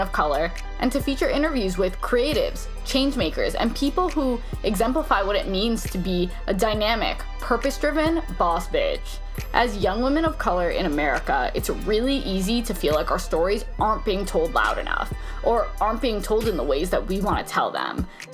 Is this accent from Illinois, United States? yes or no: yes; Chicago, Illinois, United States; We are born and raised in Humble Park, Chicago, which is a historically Puerto Rican neighborhood